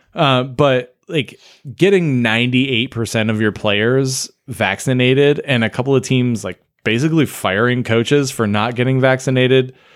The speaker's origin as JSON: {"language": "English", "region": "Michigan", "country": "United States", "tie": "born or raised there", "said": "I grew up in Michigan, but I had family in the Phoenix area"}